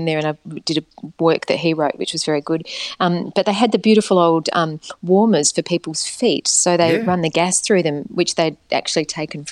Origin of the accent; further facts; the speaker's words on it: Perth, Western Australia, Australia; moved away; also born or lived in Sydney; I was born in Sydney and then they went back to WA and then I was there until I left Whopper, it was a beautiful place to grow up, Perth